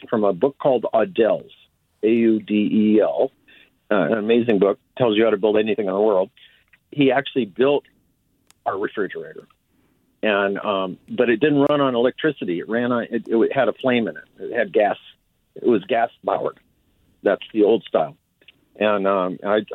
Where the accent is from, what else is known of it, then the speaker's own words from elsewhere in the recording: San Diego, California, United States; now in Vallejo, United States; I grew up in San Diego, California, which is warm.